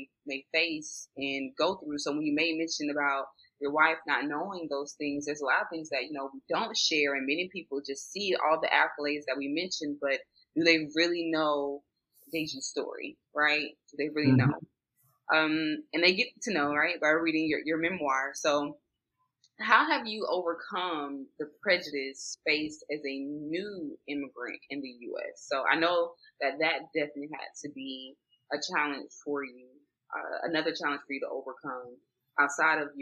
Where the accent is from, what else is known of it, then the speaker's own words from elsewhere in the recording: United States; Growing up in America